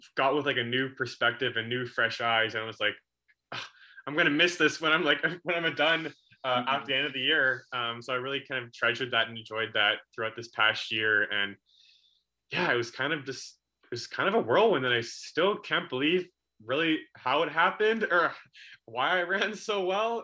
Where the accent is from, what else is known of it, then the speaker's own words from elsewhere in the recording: Coquitlam, British Columbia, Canada; in my hometown of Coquitlam